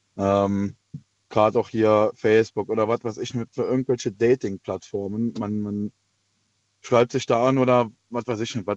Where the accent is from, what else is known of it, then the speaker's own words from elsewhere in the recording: Wittlich, Rhineland-Palatinate, Germany; ich komme aus der, ja, aus der Wittlicher Ecke, bei Trier